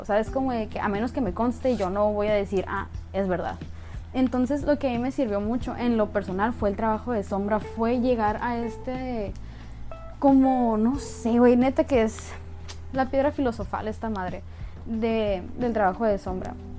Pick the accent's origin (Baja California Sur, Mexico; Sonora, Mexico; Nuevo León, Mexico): Sonora, Mexico; yo soy sonorense, yo soy norteña de México